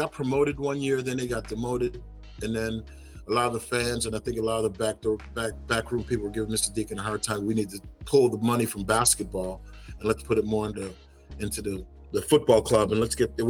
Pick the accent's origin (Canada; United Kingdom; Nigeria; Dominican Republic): United Kingdom; England; born there; And I was born in England, obviously.